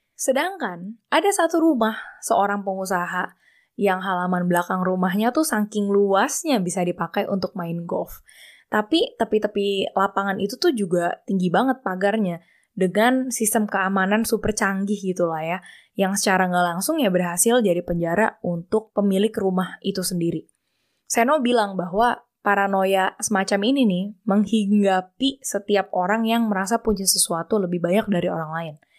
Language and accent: Indonesian; Jakarta, Indonesia; moved away as an adult; also born or lived in Australia; Gua lahir di Jakarta, tapi gua asli orang Bangka